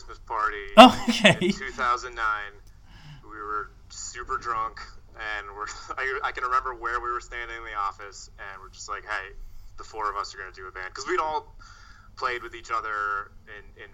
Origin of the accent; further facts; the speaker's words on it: Massachusetts, United States; moved away as an adult; also born or lived in New York; We're all from Massachusetts originally